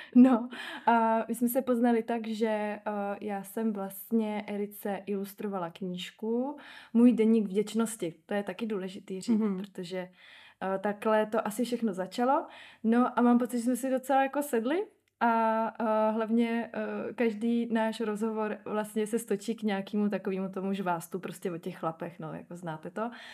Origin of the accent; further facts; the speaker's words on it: Ostrava, Moravian-Silesian Region, Czechia; mluvím fakt sprostě, protože jsem z Ostravy